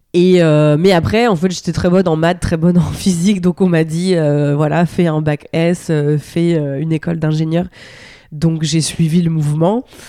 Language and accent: French; Normandy, France; j'ai grandi en Normandie dans la campagne